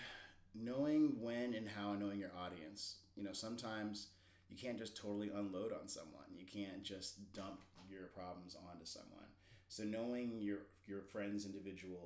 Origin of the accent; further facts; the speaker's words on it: Alaska, United States; I grew up in Alaska and it's a very independent kind of Wild West place to grow up.